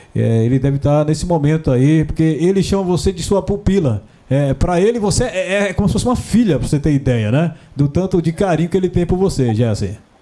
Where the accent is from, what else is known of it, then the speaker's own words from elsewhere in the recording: Northeast Region, Brazil; eu também sou nordestino